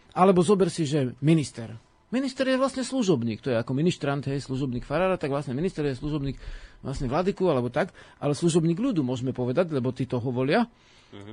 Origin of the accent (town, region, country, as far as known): Slovakia